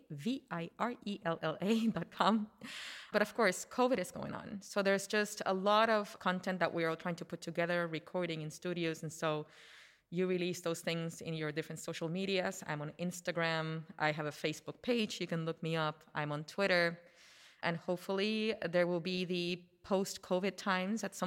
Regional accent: Puerto Rico; I grew up in Puerto Rico

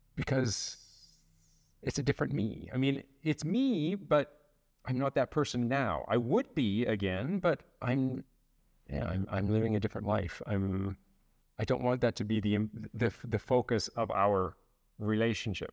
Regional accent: Canada; moved away as an adult; now in France; I'm Canadian.

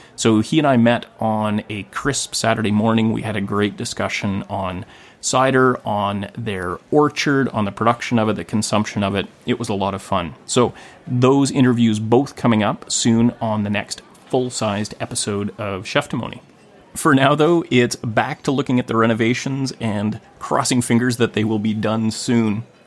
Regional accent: Gibsons, British Columbia, Canada; here in my hometown of Gibson's, British Columbia

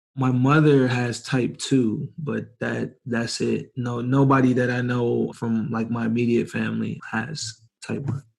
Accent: Ypsilanti, Michigan, United States; moved away as an adult; now in San Diego, United States; from Ypsilanti, Michigan

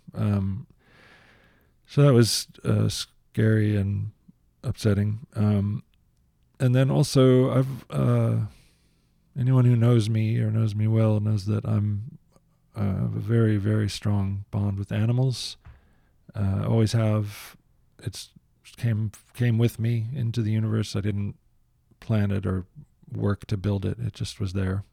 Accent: United States; I'm an American

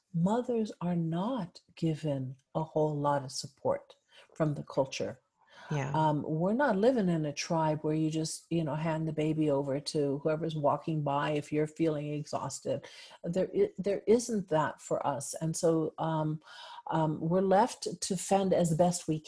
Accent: Guam; moved away; I grew up on Guam

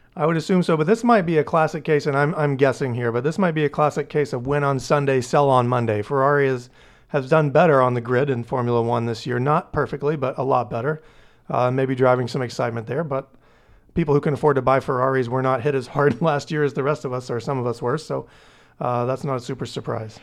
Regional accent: Tennessee, United States; moved away as an adult; now in Maine, United States; I'm from Tennessee originally. I moved to Maine, uh, about ten years ago

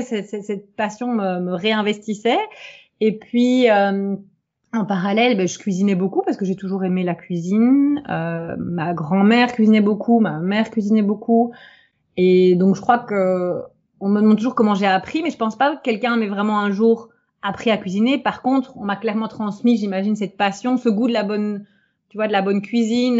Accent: Belgium; je suis belge

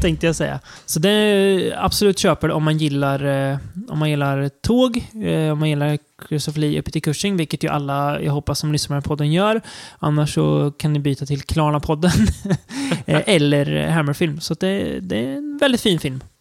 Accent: Sweden; som svensk

